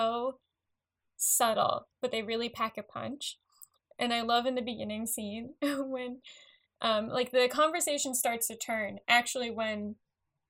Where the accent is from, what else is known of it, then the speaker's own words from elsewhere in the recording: Long Island, New York, United States; growing up on Long Island, just because like I lived in an apartment